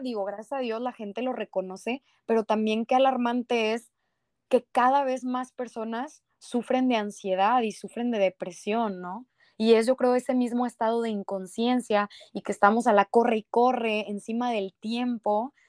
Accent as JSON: {"language": "Spanish", "town": "Monterrey", "region": "Nuevo León", "country": "Mexico", "said": "buen regio"}